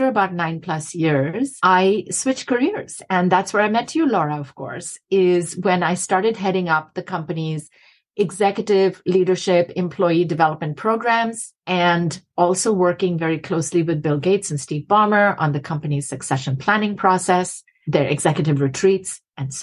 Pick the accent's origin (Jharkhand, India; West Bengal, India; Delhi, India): West Bengal, India; Kolkata; moved away as an adult; also born or lived in Massachusetts, United States; now in United States; I was born in Calcutta, India, and grew up there for the first 19 plus years of my life